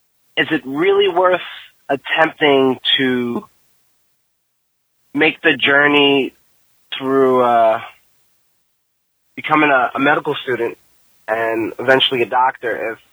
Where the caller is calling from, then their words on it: New York City, New York, United States; I'm calling from New York City.